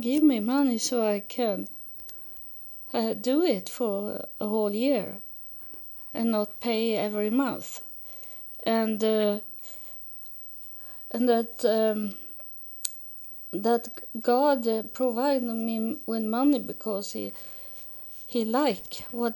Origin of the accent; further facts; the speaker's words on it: Sweden; English is a second language; moved away as an adult; also born or lived in United States; I live in Sweden, and I was born in Sweden, but I have been living in the United States for 6 years, so I can speak a little English